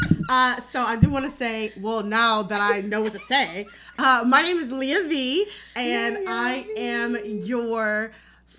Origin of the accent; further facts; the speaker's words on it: Detroit, Michigan, United States; accent: Detroit; My Detroit accent